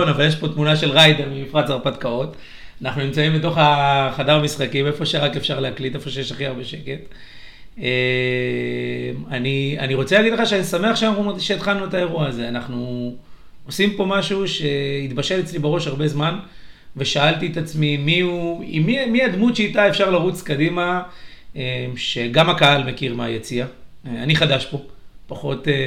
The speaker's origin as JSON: {"language": "Hebrew", "town": "Katzrin", "region": "Northern District", "country": "Israel", "lives_now": "Yavne, Israel", "said": "הגעתי ליבנה כי זה האמצע, אני במקור מקצרין, אשתי מאילת, רחוקה."}